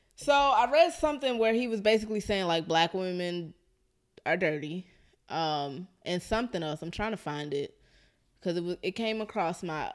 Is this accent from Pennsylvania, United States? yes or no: yes; Philadelphia, Pennsylvania, United States; I'm from North Philly